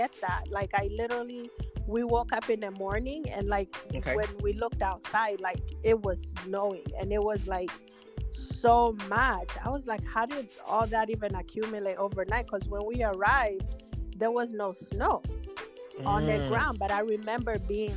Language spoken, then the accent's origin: English; Seattle, Washington, United States; also born or lived in Uganda / New York; Seattle. I grew up in the Central District